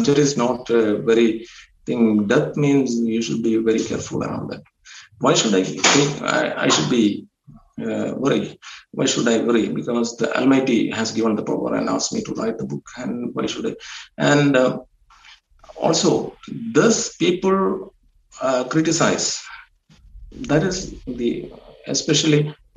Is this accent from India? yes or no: yes; India; being an Indian, I don't know whether it is my accent